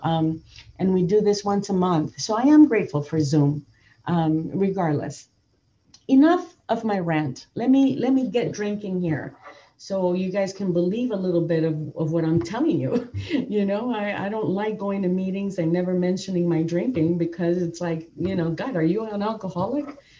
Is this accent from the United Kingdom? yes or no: no; Nicaragua; moved away; also born or lived in Downey, California; brought up in a Latin home. I'm, I'm originally I was born in Nicaragua